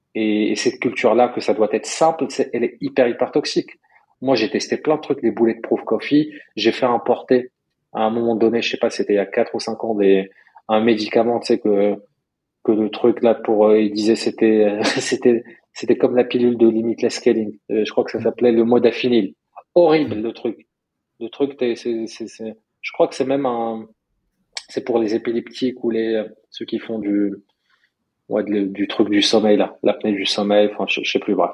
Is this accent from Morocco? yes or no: yes; Morocco; moved away; moi j'ai grandi au Maroc